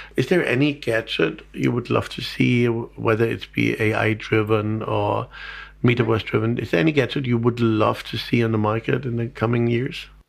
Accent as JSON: {"language": "English", "country": "Germany", "said": "being German"}